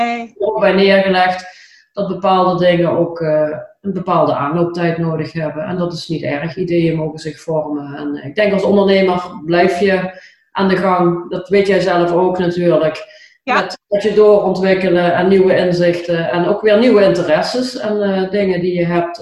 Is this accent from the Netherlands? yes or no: yes; Limburg, Netherlands; accent: Limburgish; mijn Limburgse accent